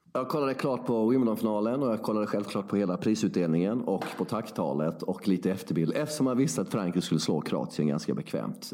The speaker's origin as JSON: {"language": "Swedish", "town": "Värnamo", "region": "Jönköping County", "country": "Sweden", "said": "jag är ju från Värnamo, sex mil från Växjö"}